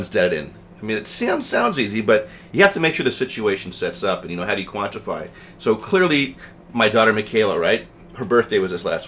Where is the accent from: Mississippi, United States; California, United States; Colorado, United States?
Colorado, United States; now in New Jersey, United States; I grew up in Colorado